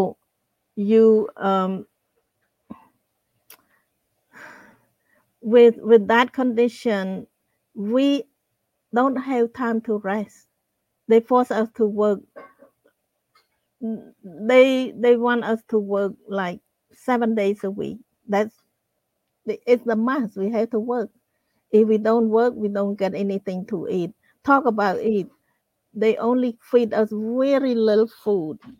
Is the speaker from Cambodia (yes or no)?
yes; Cambodia; moved away as an adult; also born or lived in Phnom Penh; I grew up in Cambodia in a small town